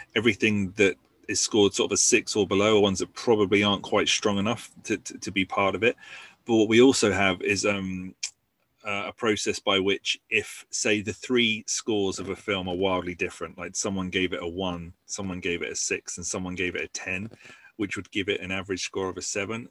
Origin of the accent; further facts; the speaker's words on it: Basingstoke, South East England, United Kingdom; my hometown of Basingstoke